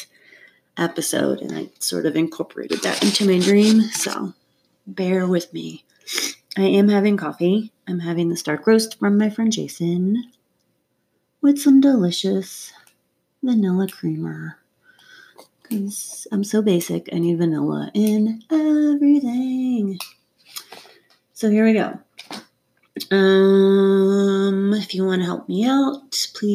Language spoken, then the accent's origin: English; North Georgia, United States; now in Colorado, United States; I grew up in North Georgia